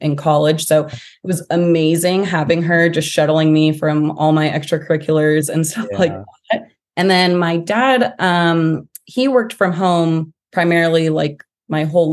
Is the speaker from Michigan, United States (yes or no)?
no; San Diego, California, United States; also born or lived in Los Angeles, California; I grew up in San Diego from K through 12. So I consider myself a real San Diego native